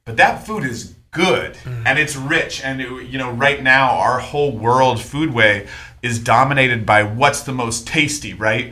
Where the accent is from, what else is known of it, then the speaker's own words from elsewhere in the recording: Oregon, United States; I'm from Oregon.